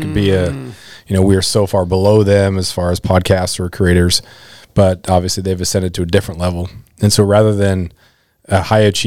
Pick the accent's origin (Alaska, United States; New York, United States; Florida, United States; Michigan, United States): Alaska, United States; Klawock; growing up in Kluwak was that it was probably 60-40 native to white.